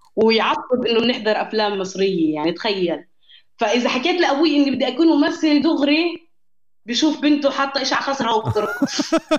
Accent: Jenin, West Bank, Palestine; moved away as an adult; now in Berlin, Germany; انا انا انولدت في جنين جنين هاي في الضفه الغربيه في فلسطين

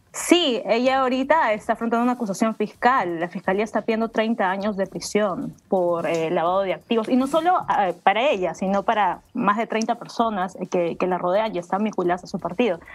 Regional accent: Peru

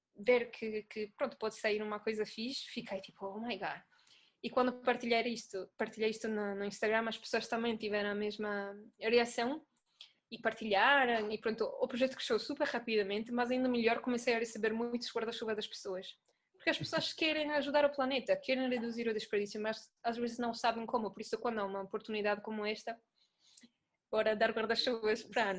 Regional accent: Italy; Portuguese is a second language; moved away as an adult; now in Lisbon, Portugal; eu sou italiana, não sei se estão a ouvir o sotaque. Ah, mas mudei-me para Lisboa em dois mil e dezessete

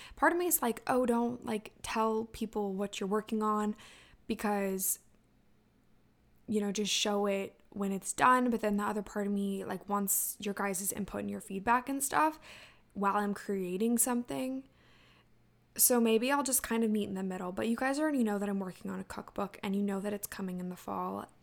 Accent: Ocean City, Maryland, United States; my hometown of Ocean City, Maryland

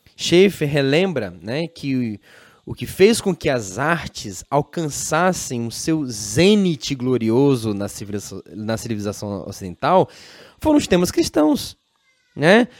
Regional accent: Brazil; nós mesmos é, como brasileiros, temos a tendência de negar a nossa própria cultura

